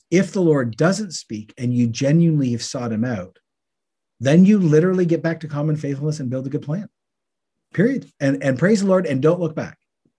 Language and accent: English; Canada; Oh, that's being Canadian. Yeah, there are questions.